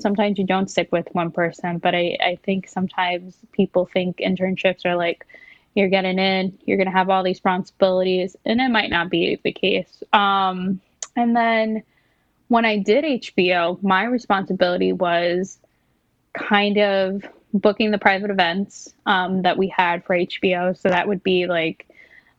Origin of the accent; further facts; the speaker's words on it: New York City, New York, United States; growing up in New York City